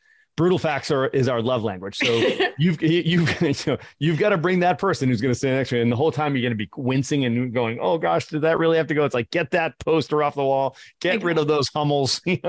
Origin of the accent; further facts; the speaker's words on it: Boston, Massachusetts, United States; I like theory better. I'm from Boston.